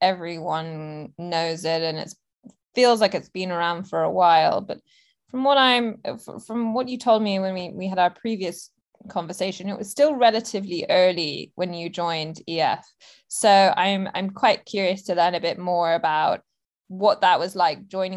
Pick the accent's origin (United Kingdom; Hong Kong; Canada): Hong Kong; I was actually born in Hong Kong